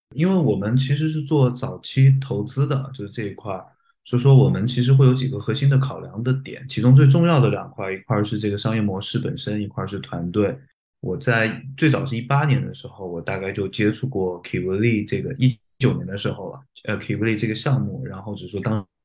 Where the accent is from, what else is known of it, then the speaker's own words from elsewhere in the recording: China; 我们作为一个中国人